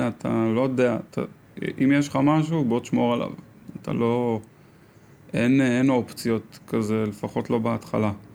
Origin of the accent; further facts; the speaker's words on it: Karmei Yosef, Central District, Israel; also born or lived in South Africa; גדלתי בכרמי יוסף